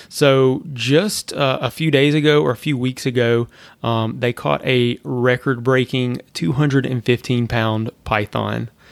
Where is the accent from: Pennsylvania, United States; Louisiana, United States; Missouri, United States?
Louisiana, United States; now in Florida, United States; I'm from Louisiana